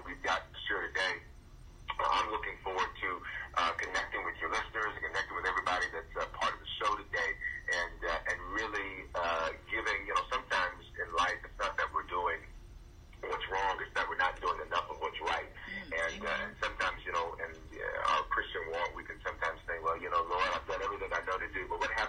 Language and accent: English; Memphis, Tennessee, United States; also born or lived in Denver; I was born in Denver, but raised in Memphis. And the inner city of Memphis, South Memphis